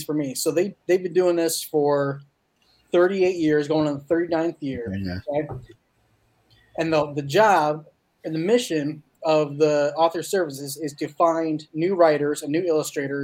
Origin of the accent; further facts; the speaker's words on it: Midwest, United States; I'm from the Midwest